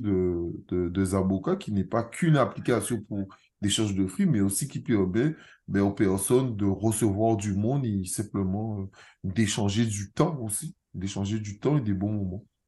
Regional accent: Guadeloupe; je suis guadeloupéen

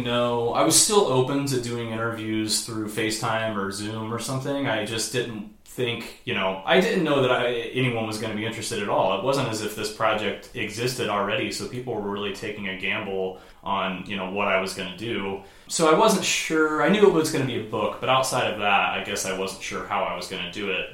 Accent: Indianapolis, Indiana, United States; moved away; I had lived in Indianapolis my whole life

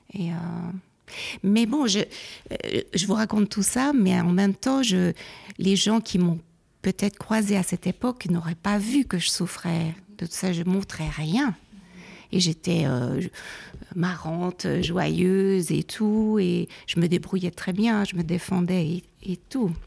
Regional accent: Neuchâtel, Switzerland; also born or lived in Geneva; je suis née à Genève, mais après, on est parti après la mort de ma mère à Neuchâtel. Donc j'ai fait toute ma scolarité à Neuchâtel

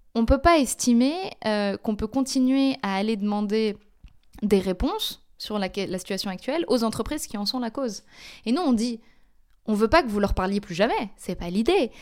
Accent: Paris, Île-de-France, France; moved away as an adult; also born or lived in Belgium; now in Brussels, Belgium; donc je suis belge, mais j'ai grandi en France. et donc j'ai fait toute ma scolarité et ma première partie d'université à Paris

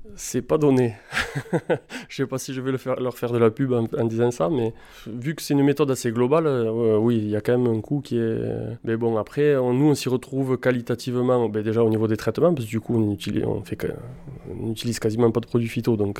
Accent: Carcassonne, Occitania, France; also born or lived in Bordeaux / Margaux; Je suis né sur Carcassonne euh, il y a déjà 40 ans

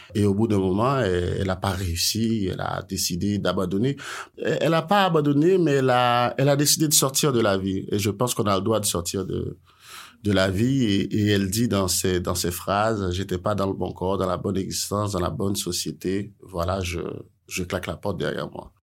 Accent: Haiti; je suis haïtien

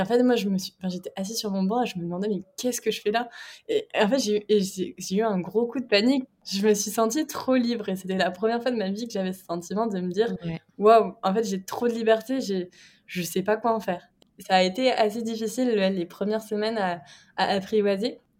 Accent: Brittany, France; je suis bretonne

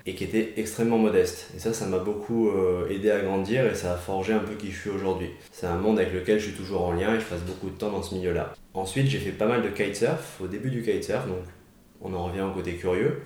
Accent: Marseille, Provence-Alpes-Côte d'Azur, France; je viens de Marseille suis né à l'hôpital Saint-Joseph

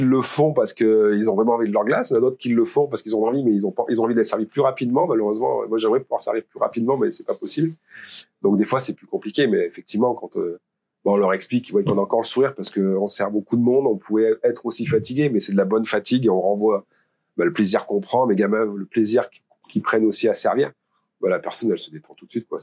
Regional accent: Pont-de-l'Isère, Auvergne-Rhône-Alpes, France; also born or lived in Valence; je suis de Pont-d'Isère déjà. Donc Valence, c'était la ville pour moi euh, dans, la, dans, ma campagne, parce que j'ai fait mes études à Valence

